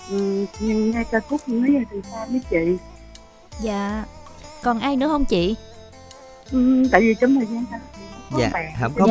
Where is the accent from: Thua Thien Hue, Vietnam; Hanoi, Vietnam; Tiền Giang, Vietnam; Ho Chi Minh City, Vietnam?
Tiền Giang, Vietnam; Cho Gao; À, chị tới chị chợ gạo